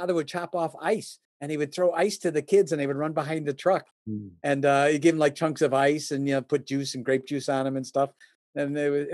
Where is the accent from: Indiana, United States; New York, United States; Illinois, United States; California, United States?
Illinois, United States; Oak Brook; I was born and raised in the Chicagoland area, specifically around the Oak Brook area